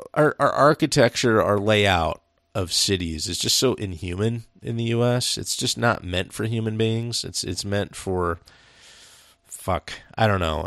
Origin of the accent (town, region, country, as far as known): United States